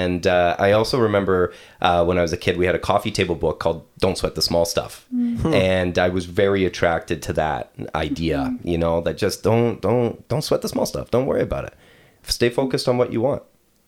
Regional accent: Quebec, Canada; also born or lived in western Canada; I grew up in Quebec, and then my family moved out west and restarted.

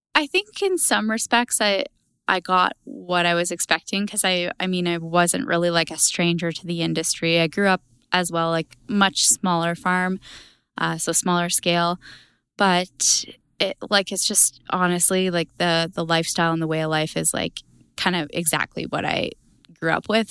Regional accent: Alberta, Canada; I am from Harry Hill, Alberta

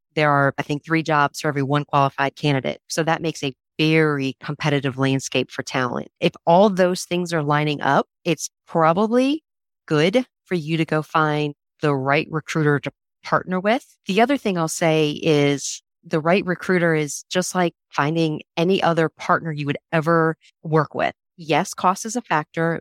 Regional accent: Raleigh, North Carolina, United States; one of four kids grew up in Raleigh, North Carolina

